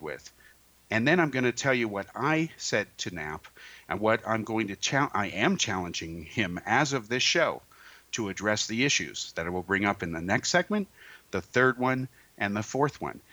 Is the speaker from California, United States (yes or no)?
yes; Bay Area, California, United States; I grew up in the Bay Area